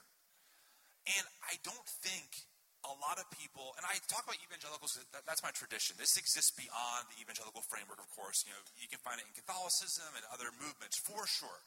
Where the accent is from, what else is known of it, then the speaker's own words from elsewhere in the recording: New Jersey, United States; I'm from Jersey